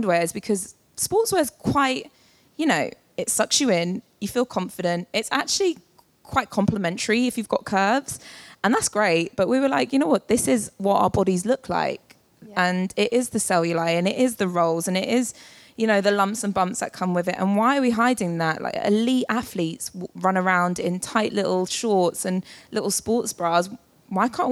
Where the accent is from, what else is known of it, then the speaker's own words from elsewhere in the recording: London, United Kingdom; as a Londoner